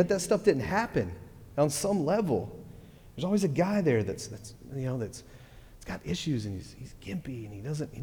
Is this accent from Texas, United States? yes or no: yes; Texas, United States; I'm from Texas